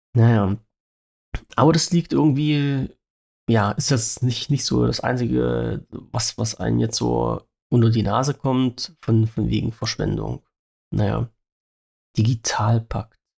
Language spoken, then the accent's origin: German; Saxony-Anhalt, Germany; weil es ja mein Heimatland ist